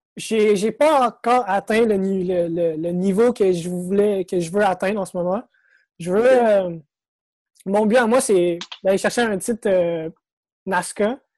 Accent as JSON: {"language": "French", "town": "Sainte-Marthe-sur-le-Lac", "region": "Quebec", "country": "Canada", "tie": "born or raised there", "also_born_or_lived": "Montreal", "said": "je suis né à Montréal. OK. J'ai grandi dans le coin de Sainte-Marthe-sur-le-Lac"}